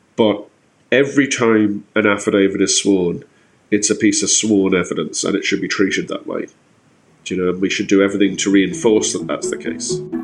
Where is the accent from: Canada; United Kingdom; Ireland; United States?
Ireland; we've been given as Irish people